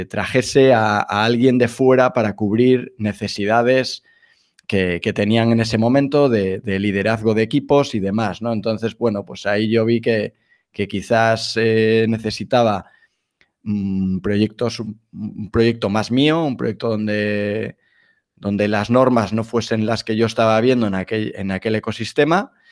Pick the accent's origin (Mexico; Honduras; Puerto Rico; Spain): Spain; Galicia; now in Madrid, Spain; soy gallego, vivo en, vivo en Madrid desde hace ya 20 años, de ahí que no, el acento ya se ha, perdido